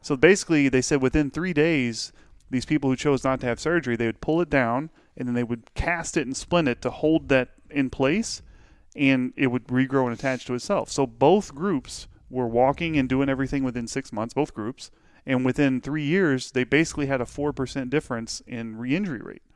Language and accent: English; Pittsburgh, United States; born or raised there